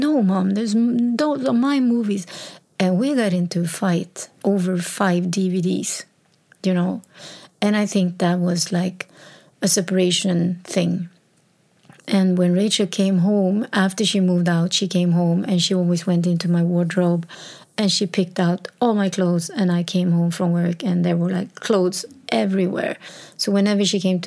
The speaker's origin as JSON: {"language": "English", "country": "Sweden", "tie": "born or raised there", "said": "So she moved to a town, my birth town, my hometown, like 70 kilometers from Stockholm."}